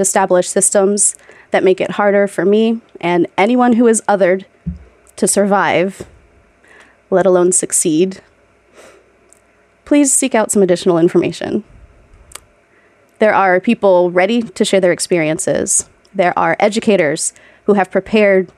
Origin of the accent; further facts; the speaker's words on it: Ohio, United States; also born or lived in Pittsburgh; I grew up middle class in Ohio